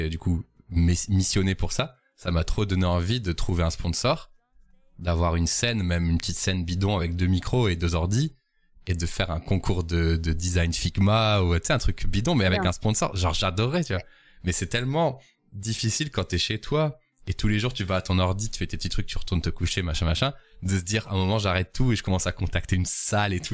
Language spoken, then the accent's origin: French; Lille, Hauts-de-France, France; je suis lillois